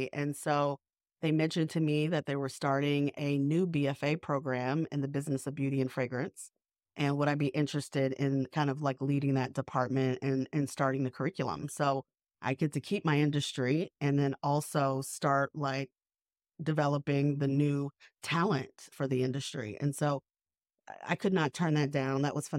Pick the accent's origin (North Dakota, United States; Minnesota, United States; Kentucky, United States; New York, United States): New York, United States; now in Savannah, United States; I'm a New Yorker, so I just walk everywhere.